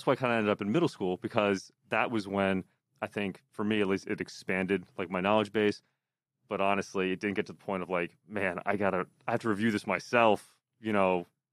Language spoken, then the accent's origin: English; Pennsylvania, United States; now in New Jersey, United States; I'm from Pennsylvania originally, so I'm not a Jersey guy